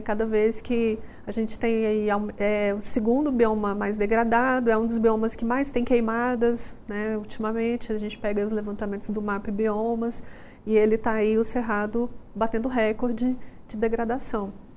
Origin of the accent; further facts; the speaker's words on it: Brasília, Federal District, Brazil; now in Goiânia, Brazil; eu sou de Brasília